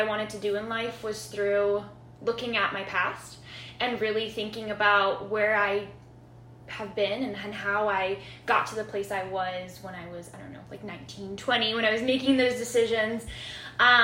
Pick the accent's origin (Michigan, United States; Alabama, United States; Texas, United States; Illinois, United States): Illinois, United States; Chicago; I am from Chicago. I grew up in West Rogers Park neighborhood, so kind of been here almost all my life since I was four